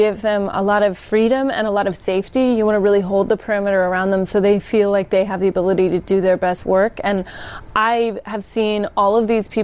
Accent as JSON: {"language": "English", "town": "Sacramento", "region": "California", "country": "United States", "tie": "born or raised there", "said": "I grew up in Sacramento."}